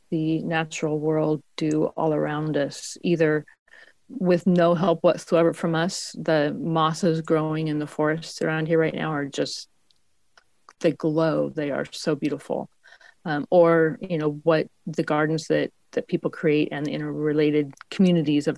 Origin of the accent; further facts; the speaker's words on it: Spokane, Washington, United States; also born or lived in Seattle, Washington; now in Portland, United States; I was born in Spokane, Washington, which is zone 5